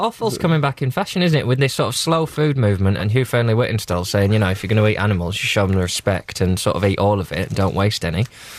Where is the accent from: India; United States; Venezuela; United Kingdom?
United Kingdom; England; I, as an Englishman